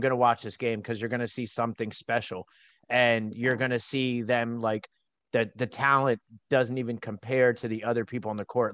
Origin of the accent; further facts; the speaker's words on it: East Coast, United States; I'm an East Coast guy, born and raised.